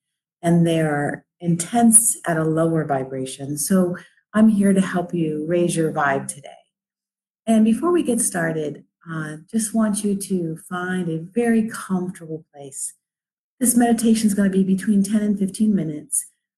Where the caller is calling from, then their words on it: Cleveland, Ohio, United States; I'm coming live from Cleveland, Ohio, where it's a rainy day